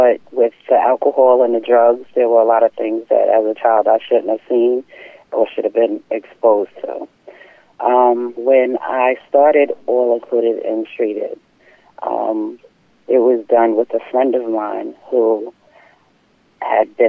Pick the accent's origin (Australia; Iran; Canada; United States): United States; Deer Park, New York; also born or lived in Bay Shore, New York; I grew up on Long Island in Deer Park